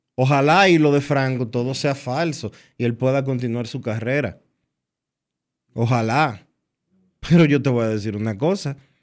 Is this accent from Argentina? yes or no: no; Dominican Republic; nosotros como República Dominicana